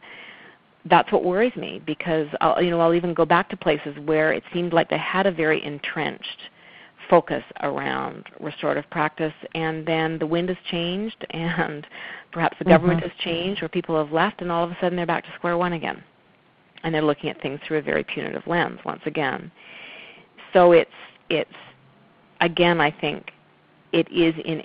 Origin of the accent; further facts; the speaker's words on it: West Coast, British Columbia, Canada; I'm from the West Coast